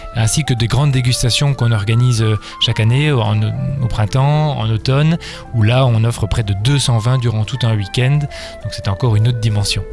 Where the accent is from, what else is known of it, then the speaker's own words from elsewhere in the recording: Belgium; En tant que Belge